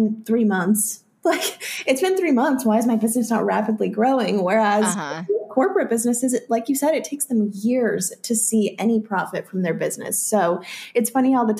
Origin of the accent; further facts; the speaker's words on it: North Carolina, United States; now in South Carolina, United States; I'm from North Carolina